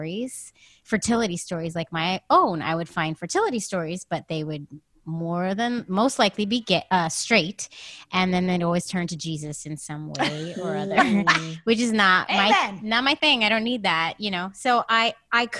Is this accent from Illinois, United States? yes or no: no; San Francisco, California, United States; now in New York, United States; I'm from San Francisco. I live in New York with my wife and two kids